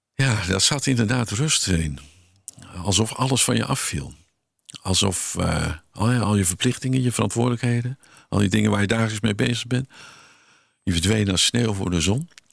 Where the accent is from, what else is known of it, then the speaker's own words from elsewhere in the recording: Haastrecht, South Holland, Netherlands; in het dorp waar ik geboren ben, in Haastrecht